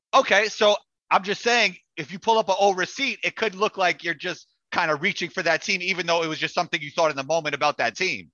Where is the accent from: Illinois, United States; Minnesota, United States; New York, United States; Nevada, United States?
New York, United States; I'm from New York